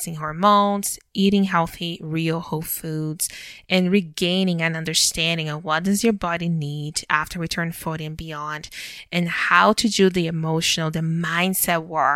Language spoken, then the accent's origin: English; Brazil; moved away as an adult; now in Canada; So I was born and raised in Brazil. And I lived there until I was 21 years old